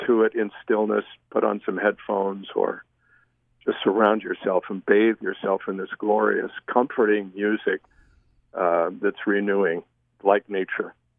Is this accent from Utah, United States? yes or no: yes; Millville, Utah, United States; I grew up in Millville